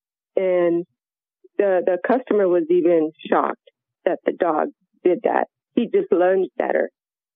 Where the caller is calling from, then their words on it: Phoenix, Arizona, United States; I'm calling from Phoenix, Arizona.